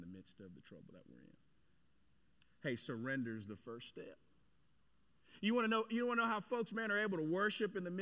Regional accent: Cedar Hill, Texas, United States; my hometown, Cedar Hill there

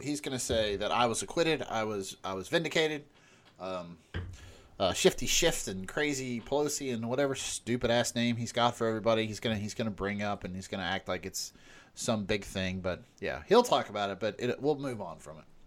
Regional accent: West Virginia, United States; we grew up in West Virginia

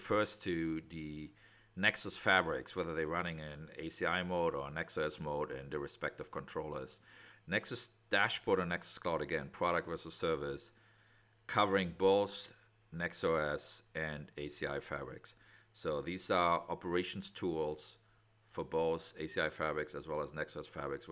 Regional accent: Germany; accent: German; moved away as an adult; also born or lived in West Coast, United States; now in United States; I'm out of the West Coast, despite having a German accent. So I am German, but for the last 25 years in the U.S.

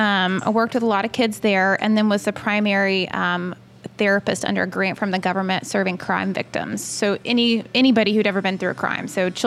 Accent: North Carolina, United States; moved away as an adult; also born or lived in Atlanta, Georgia; I grew up in North Carolina and have been in Atlanta for the past 13 years.

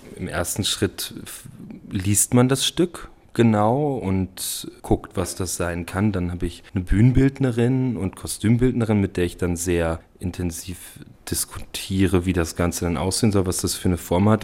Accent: Germany; ich bin ja Deutscher

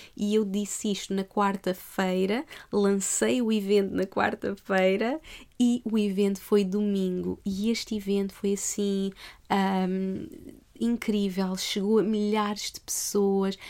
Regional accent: Portugal; moved away as an adult; also born or lived in Australia; Eu eu não nasci em Portugal à toa.

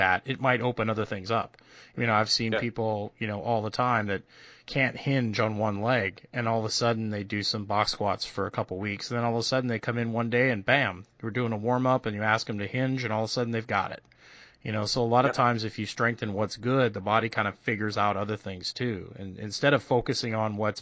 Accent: Edmonton, Alberta, Canada; also born or lived in Red Lake, Ontario / Winnipeg, Manitoba; now in United States; I grew up in the Edmonton area.

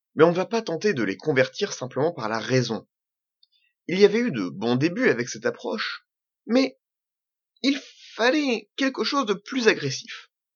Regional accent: Normandy, France; je suis normand je suis pied-noir je suis français

